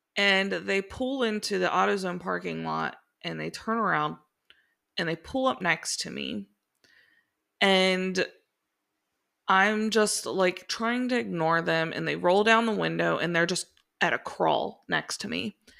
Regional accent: Cincinnati, Ohio, United States; moved away as an adult; also born or lived in Miami, Florida / Daytona Beach, Florida / Northern Kentucky; grew up, born and raised in Cincinnati

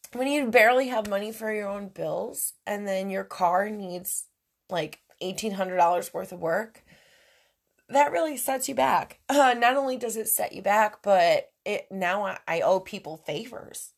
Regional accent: New York, United States; moved away; I'm from New York. I'm from an Italian family

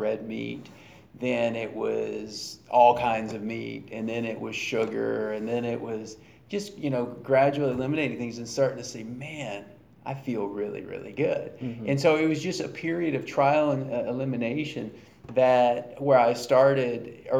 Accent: Baton Rouge, Louisiana, United States; I grew up in the Deep South in Baton Rouge, Louisiana

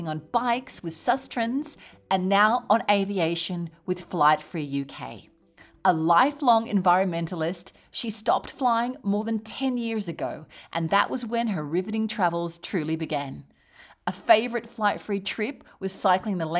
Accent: Australia; now in Spain; I live in Spain and my home country is Australia

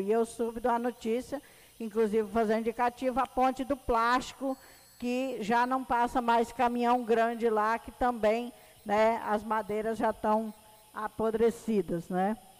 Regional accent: Rio Grande do Sul, Brazil; now in Medicilândia, Brazil; eu e a vereadora Elaine, né, somos gaúcha com muito orgulho

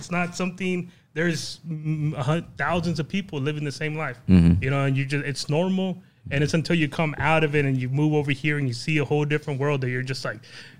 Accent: San Diego, California, United States; moved away; I come from a huge city. Yeah, you don't see no green, nothing but skyscrapers, concrete everywhere. Mm-hmm. You know, San Diego.

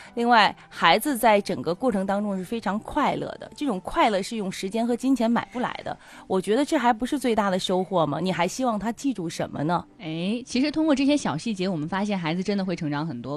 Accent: Tianjin, China; 咱们天津人特别好，就特别热情。

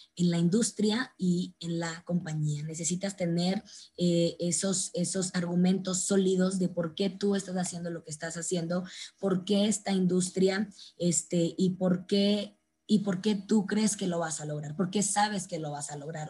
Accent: Mexico; como buenos mexicanos, pues sí o sí lo hacemos extraordinariamente bien

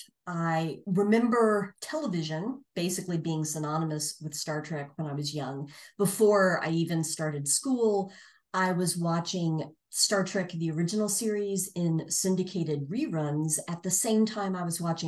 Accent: Tulsa, Oklahoma, United States; my hometown, Tulsa, Oklahoma

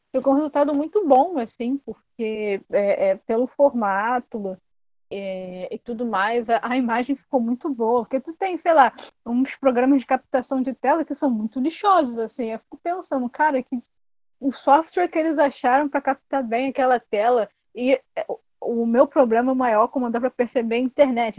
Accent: Brazil; a nossa identidade como brasileiro

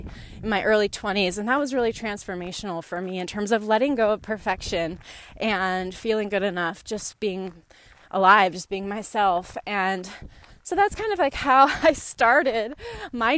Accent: Northern California, United States; I grew up in Northern California, a single mom and my sister and myself

